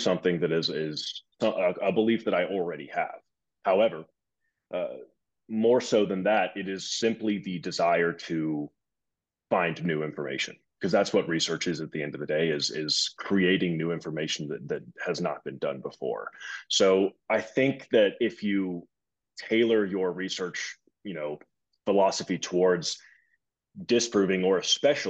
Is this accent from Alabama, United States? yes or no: yes; Alabama, United States; moved away as an adult; now in Bronx, United States; I'm from Alabama, even though I am currently in the Boogie Down Bronx.